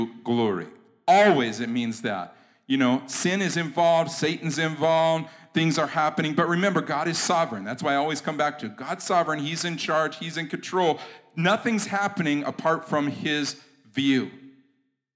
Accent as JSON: {"language": "English", "country": "United States", "said": "I'm American and I'm American Christian."}